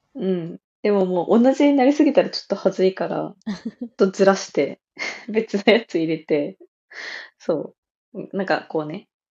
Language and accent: Japanese; Kyushu, Japan; moved away; 我々の地元九州では